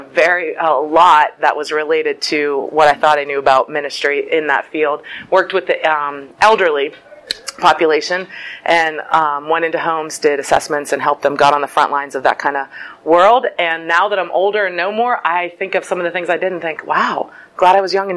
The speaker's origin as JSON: {"language": "English", "town": "Pittsburgh", "region": "Pennsylvania", "country": "United States", "tie": "born or raised there", "moved": "as an adult", "lives_now": "Cleveland, United States", "said": "I lived a really long time in Pittsburgh my whole life, except for 4 years ago. Moved to Cleveland"}